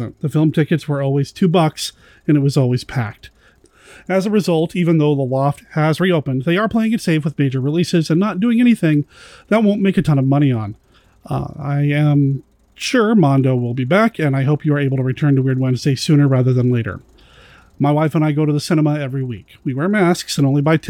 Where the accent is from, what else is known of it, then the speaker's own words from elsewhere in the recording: Tucson, Arizona, United States; moved away; I was born in Tucson